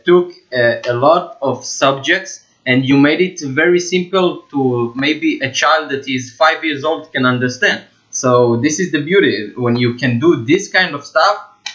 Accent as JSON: {"language": "English", "country": "Israel", "second_language": "English", "said": "we both have accent, I'm coming from Israel"}